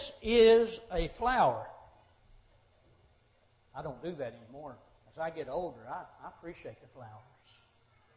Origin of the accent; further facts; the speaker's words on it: Monterey, Tennessee, United States; moved away as an adult; also born or lived in Nashville, Tennessee / Cordele, Georgia; I had born and raised in Monterey, went off to Nashville School of Preaching